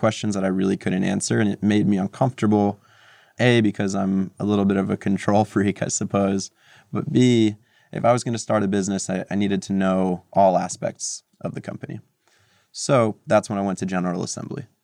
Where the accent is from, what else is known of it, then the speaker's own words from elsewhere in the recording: Montclair, New Jersey, United States; moved away as an adult; also born or lived in Moscow, Russia / New York City; now in New York, United States; I grew up in New Jersey, not too far from New York, in a town called Montclair, about thirty minutes west of the city